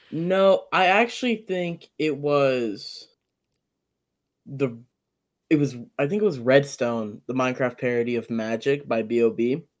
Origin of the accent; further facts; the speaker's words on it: Ethiopia; moved away; I was born in Ethiopia and, like, coming here